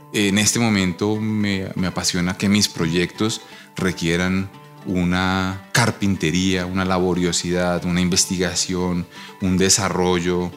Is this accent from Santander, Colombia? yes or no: no; Bogotá, Colombia; Yo soy fotógrafo bogotano